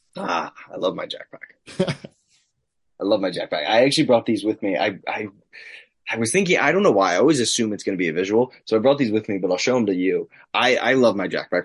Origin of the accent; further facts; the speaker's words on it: Long Island, New York, United States; Creative Pro Wrestling, my academy that I trained at, both on Long Island. Grew up like 15 minutes away from it.